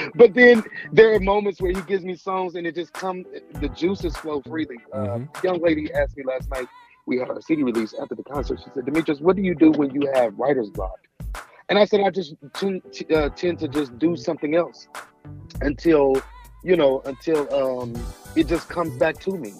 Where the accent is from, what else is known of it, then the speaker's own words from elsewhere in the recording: Indianapolis, Indiana, United States; moved away as an adult; now in Houston, United States; I'm originally from Indianapolis, of course, and I moved to Houston, Texas about uh, a year and a half ago